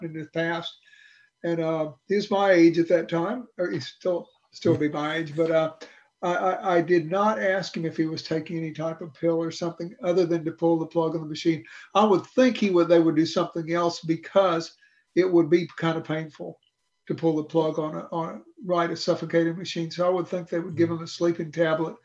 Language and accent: English; Houston, Texas, United States; I grew up in the Heights, as I think I mentioned to you guys, and went to Baptist Temple